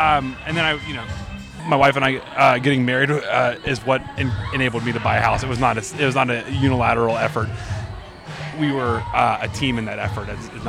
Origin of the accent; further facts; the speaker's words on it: East Coast, United States; No, I'm from the East Coast